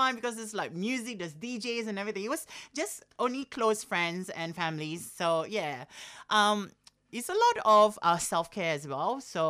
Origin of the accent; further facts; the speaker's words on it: Singapore; I was surrounded with all the people that I grew up back in Singapore as well.